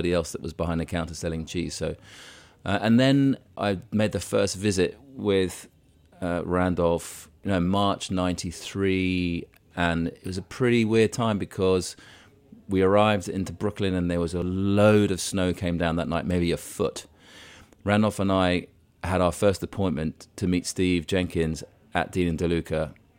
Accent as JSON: {"language": "English", "town": "Cairo", "region": "Cairo Governorate", "country": "Egypt", "tie": "born or raised there", "said": "The interest in cheese came about because, growing up in Cairo, it was the early 1970s."}